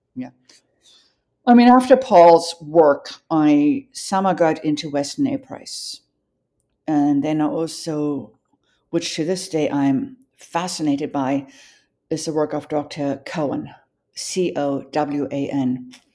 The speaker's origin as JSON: {"language": "English", "town": "Johannesburg", "region": "Gauteng", "country": "South Africa", "tie": "born or raised there", "moved": "yes", "said": "growing up in Johannesburg"}